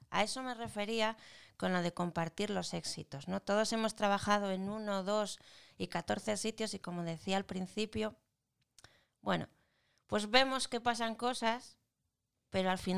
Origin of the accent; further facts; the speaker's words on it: Spain; porque somos españoles, somos españoles.